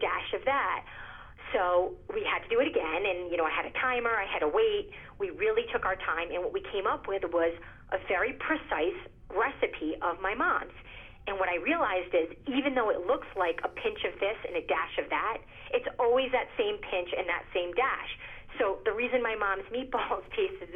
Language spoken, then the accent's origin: English; Rhode Island, United States; also born or lived in Italy; We settled back in Rhode Island